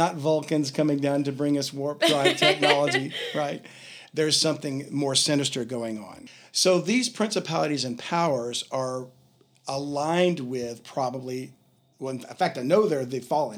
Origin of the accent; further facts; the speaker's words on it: Louisiana, United States; I sound like I'm from Louisiana, don't I? Which I am